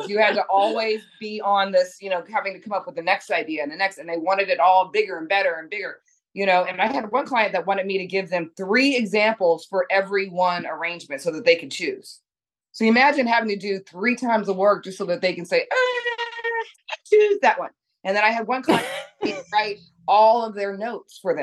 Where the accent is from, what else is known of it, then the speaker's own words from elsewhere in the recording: Monterey, California, United States; moved away as an adult; also born or lived in Washington, D.C. / New York City / Los Angeles; I'm from Monterey, California.